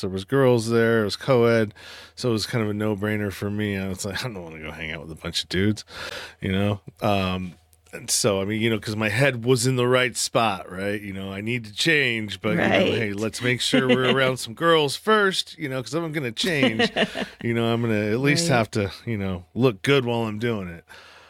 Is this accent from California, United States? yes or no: yes; Pinole, California, United States; I was born and raised in San Francisco Bay Area, the eastern part of the Bay Area in a small town called Pinole.